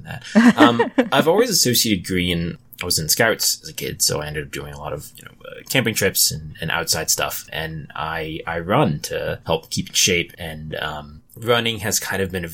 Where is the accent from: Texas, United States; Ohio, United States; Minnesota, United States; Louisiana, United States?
Louisiana, United States; I grew up in Louisiana